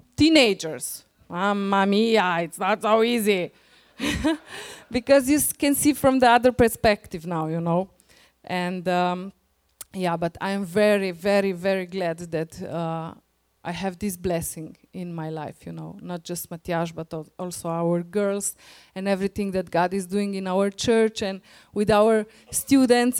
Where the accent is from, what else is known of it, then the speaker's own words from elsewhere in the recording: Slovenia; English is a second language; We are coming from Slovenia.